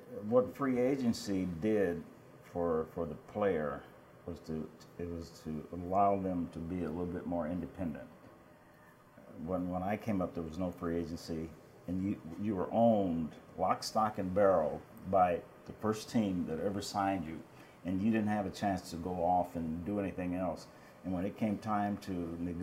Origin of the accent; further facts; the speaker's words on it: Omaha, Nebraska, United States; Omaha was always a pretty good-sized little town. When I was growing up, it was about 350,000